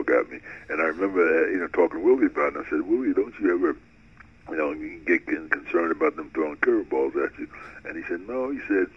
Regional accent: Newark, New Jersey, United States; moved away as an adult; also born or lived in California; And I grew up in Newark, New Jersey, and I was a big baseball fan.

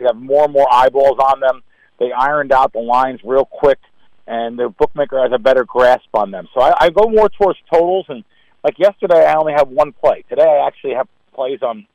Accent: New Jersey, United States; I grew up in North Jersey

